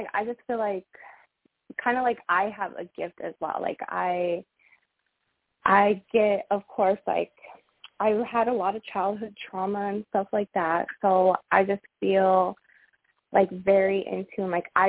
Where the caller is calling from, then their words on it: Arizona, United States; I'm calling from Arizona.